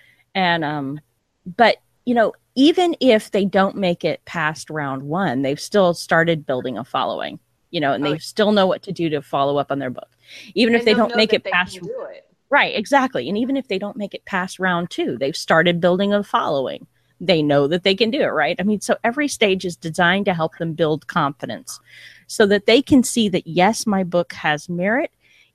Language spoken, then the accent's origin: English; Texas, United States; Hey, I'm a Texan American, so hey.